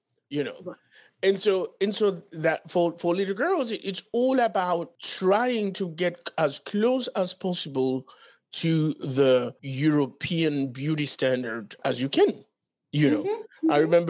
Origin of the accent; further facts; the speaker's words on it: Dominican Republic; also born or lived in Haiti; Because as you know, I was born in Haiti, moved to the Dominican Republic when I was 11 years old.